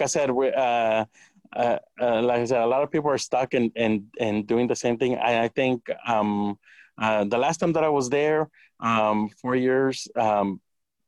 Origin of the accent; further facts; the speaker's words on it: Santa Cruz, California, United States; now in Watsonville, United States; I grew up in Santa Cruz